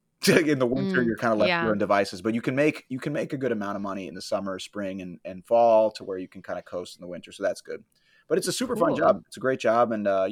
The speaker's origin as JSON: {"language": "English", "region": "Florida", "country": "United States", "moved": "as an adult", "lives_now": "New York, United States", "said": "So my background is I'm originally from Florida. I went to college in Florida. I went to the University of Florida."}